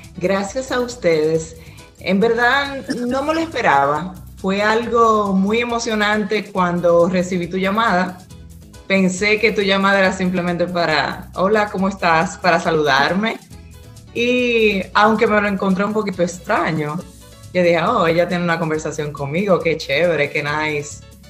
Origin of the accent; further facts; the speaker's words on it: La Vega, Dominican Republic; now in Pennsylvania, United States; nací en Burende, la Vega